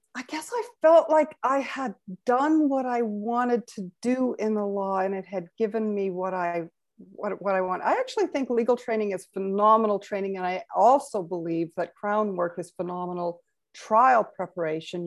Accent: Carstairs, Alberta, Canada; also born or lived in Vancouver; I was born in Vancouver, but for all intents and purposes, grew up in Carstairs, Alberta

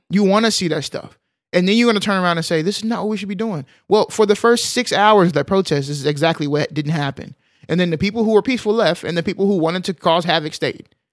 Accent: Arlington, Texas, United States; I grew up in Arlington, uh, Texas, big city

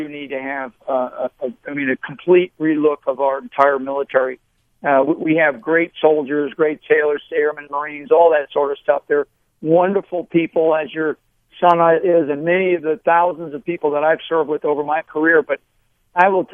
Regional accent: United States; being an American

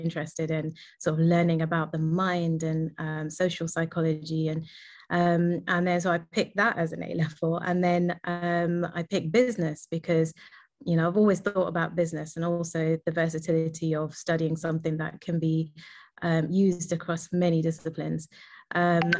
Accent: London, United Kingdom; I was born and raised in London

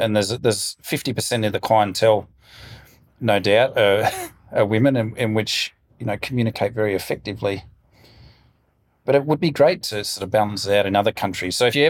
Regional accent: Melbourne, Victoria, Australia; moved away; also born or lived in Hawthorn / Tugun; Melbourne originally. I grew up in Mount Waverley, and when we left, we were in Hawthorne.

